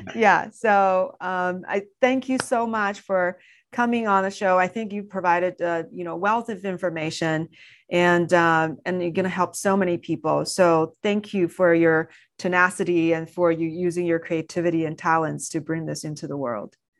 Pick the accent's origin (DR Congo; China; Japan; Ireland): China; moved away; growing up in China